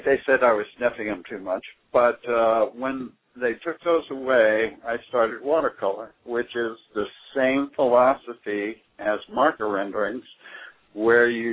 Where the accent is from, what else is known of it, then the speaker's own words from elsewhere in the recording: Boston, Massachusetts, United States; I was raised around the Boston area